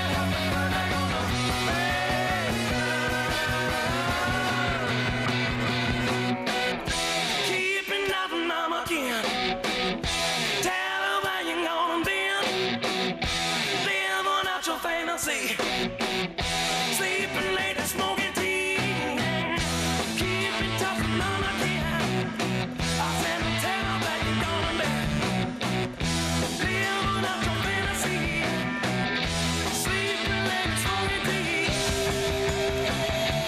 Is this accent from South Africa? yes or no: no; Canada; I'm Canadian